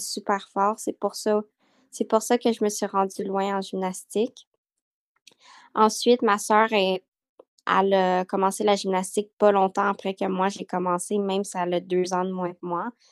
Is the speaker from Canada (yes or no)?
yes; Montreal, Quebec, Canada; Je suis née à Montréal